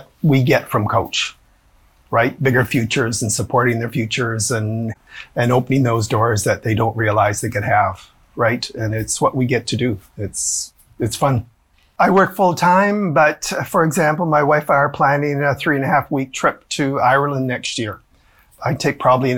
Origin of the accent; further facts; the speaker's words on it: Edmonton, Alberta, Canada; I'm from Edmonton